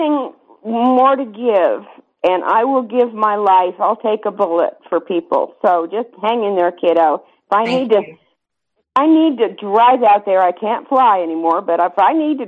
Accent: Grand Junction, Colorado, United States; I am a Grand Junction native. I have four generations of ancestors buried in that sacred soil

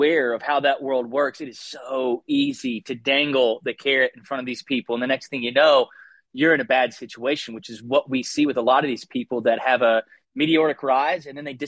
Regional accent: Southeast, United States; moved away as an adult; also born or lived in Austin, Texas / New York City; I grew up in the Southeast

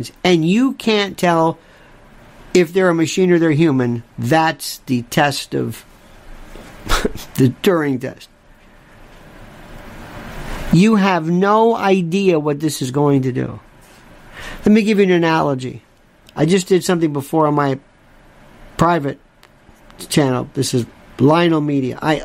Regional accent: Florida, United States; moved away; I'm from Florida

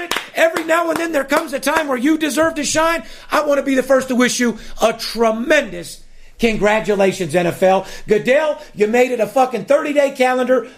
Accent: Las Vegas, Nevada, United States; I'm born and raised in Las Vegas

